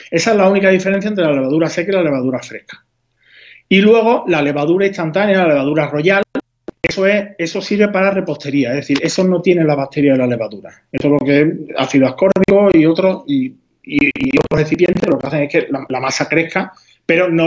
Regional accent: Huelva, Andalusia, Spain; yo, soy de, de, Huelva, habrás notado por mi, por mi acento

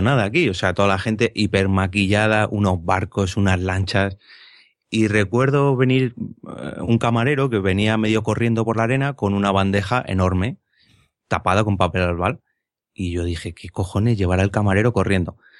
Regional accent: Madrid, Community of Madrid, Spain; yo siendo de Madrid

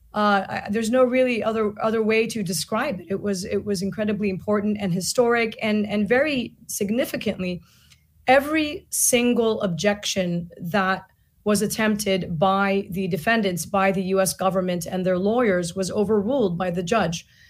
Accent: Gaza Strip, Palestine; now in United States; as an American taxpayer, as a Palestinian from Gaza

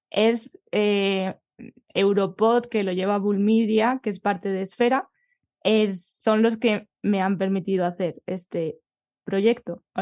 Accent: Collado Villalba, Community of Madrid, Spain

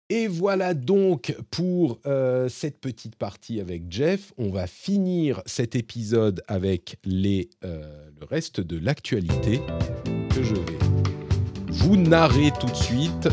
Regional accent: France; chez nous, en France

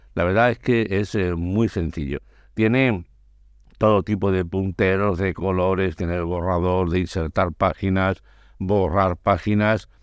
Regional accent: Andalusia, Spain; mi tierra, a Andalucía

